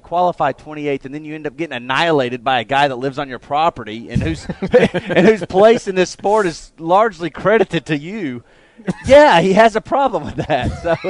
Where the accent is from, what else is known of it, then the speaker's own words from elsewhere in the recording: Hoover, Alabama, United States; My hometown.